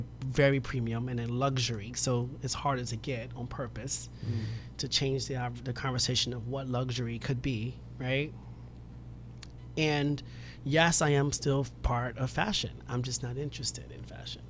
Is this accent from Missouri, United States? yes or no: no; New York City, New York, United States; I'm from Soundview